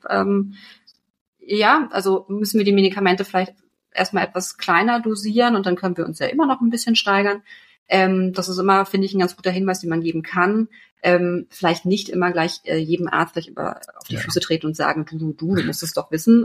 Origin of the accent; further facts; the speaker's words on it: Berlin, Germany; ich kam eh aus Berlin